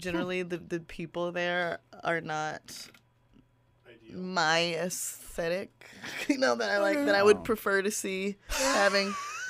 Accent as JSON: {"language": "English", "town": "New Orleans", "region": "Louisiana", "country": "United States", "said": "I'm from New Orleans."}